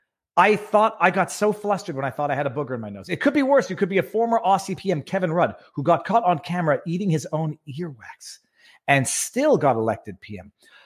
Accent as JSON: {"language": "English", "country": "Canada", "said": "I'm a Canadian looking to invest in a small American tackle company."}